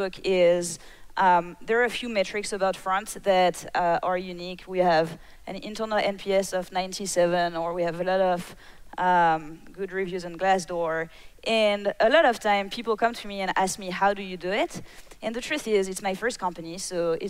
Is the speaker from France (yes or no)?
yes; France; moved away; when I was a kid, I was raised in France